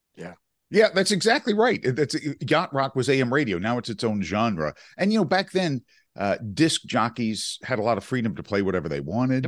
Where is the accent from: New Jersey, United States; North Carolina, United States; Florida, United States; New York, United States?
North Carolina, United States; Chapel Hill; Chapel Hill, North Carolina, my hometown where I grew up